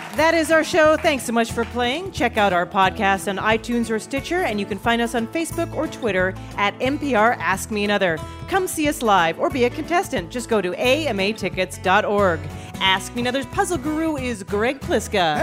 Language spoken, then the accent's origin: English; Alberta, Canada; also born or lived in Toronto; now in United States; Growing up in Alberta